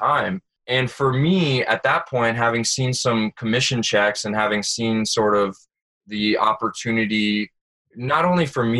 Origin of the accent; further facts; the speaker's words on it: Fort Lauderdale, Florida, United States; moved away as an adult; also born or lived in Hong Kong; I'm from Fort Lauderdale, Florida